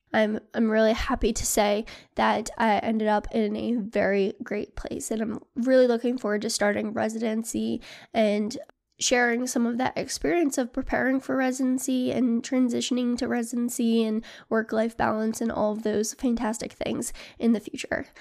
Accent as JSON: {"language": "English", "town": "Philadelphia", "region": "Pennsylvania", "country": "United States", "tie": "born or raised there", "moved": "yes", "said": "I matched at a program in Philly, uh, which is where I'm from"}